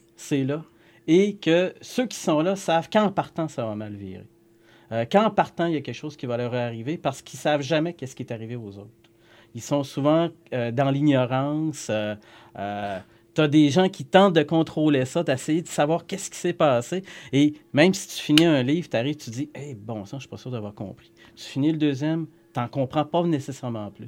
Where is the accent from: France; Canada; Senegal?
Canada; Saguenay, Quebec; chez nous à Jonquière